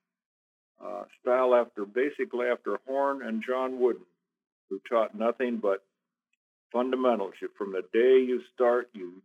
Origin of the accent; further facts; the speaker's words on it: Los Angeles, California, United States; I grew up in Los Angeles in what's now Watts